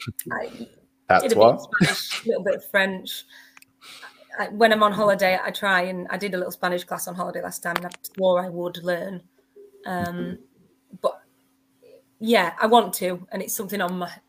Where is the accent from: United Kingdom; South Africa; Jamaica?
United Kingdom; near Bawtry, Doncaster, Yorkshire and the Humber; I grew up near Bawtry, which is near Doncaster